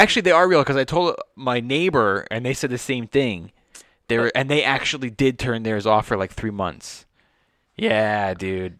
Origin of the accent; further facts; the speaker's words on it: Los Angeles, California, United States; I grew up here in Sherman Oaks